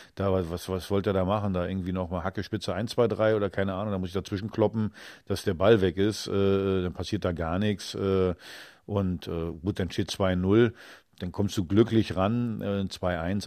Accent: Mecklenburg-Vorpommern, Germany; Ich bin in Buttenhagen in meinem Heimatdorf in Vorpommern

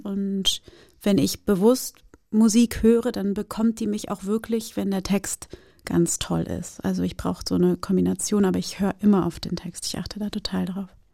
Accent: Germany; German is a second language; also born or lived in Brazil / Rio de Janeiro; meinen ersten Schultag, Schultag in Deutschland

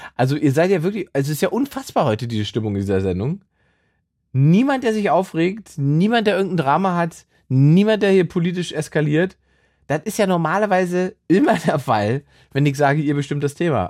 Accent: Salzwedel, Saxony-Anhalt, Germany; moved away; meinem Gymnasium in Salzwedel in Sachsen-Anhalt, wo ich herkomme

